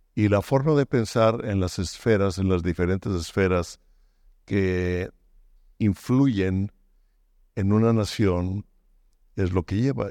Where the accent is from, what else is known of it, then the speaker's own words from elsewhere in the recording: Mexico; moved away as an adult; also born or lived in Baja California Sur; now in United States; soy mexicano, que vivimos en Estados Unidos, ah, sigo siendo muy mexicano